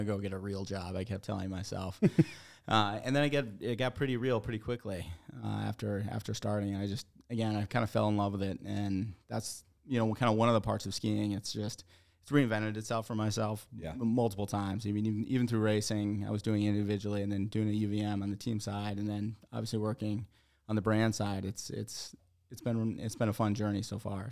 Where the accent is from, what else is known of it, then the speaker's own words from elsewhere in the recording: Stratton, Vermont, United States; I grew up in Vermont my whole life. I grew up in the Stratton area